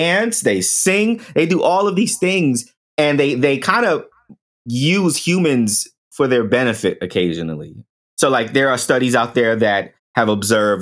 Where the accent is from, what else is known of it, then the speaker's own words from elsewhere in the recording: New York City, New York, United States; growing up in the Bronx, in the projects